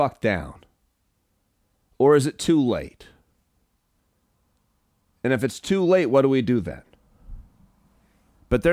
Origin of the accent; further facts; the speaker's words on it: San Francisco, California, United States; I was born in San Fran